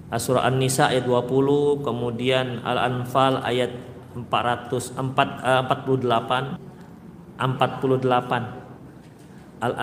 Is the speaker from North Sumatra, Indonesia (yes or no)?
yes; Medan, North Sumatra, Indonesia; Saya orang Medan pak, bukan orang sini.